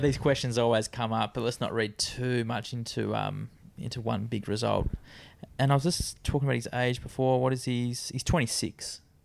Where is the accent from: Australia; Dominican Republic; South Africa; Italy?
Australia; I think being an Australian